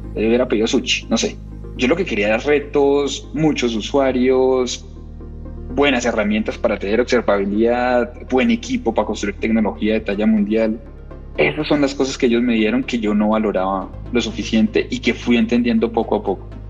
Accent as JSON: {"language": "Spanish", "town": "Pamplona", "region": "Norte de Santander", "country": "Colombia", "moved": "as an adult", "lives_now": "Bogotá, Colombia", "said": "vengo de Pamplona, Pamplona es una cosa que es cerquita de Venezuela. Me vine a Bogotá"}